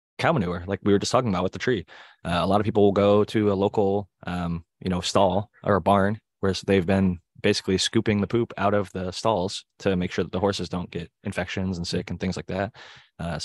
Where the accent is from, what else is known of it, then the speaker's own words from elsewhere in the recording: Ohio, United States; now in Southern California, United States; I'm from Ohio